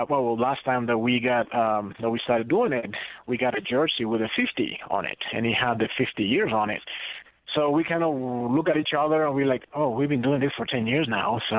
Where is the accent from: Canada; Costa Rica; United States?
Costa Rica; English is a second language; also born or lived in Guatemala; growing up in Central America, you know, Costa Rica and Guatemala, it was more about soccer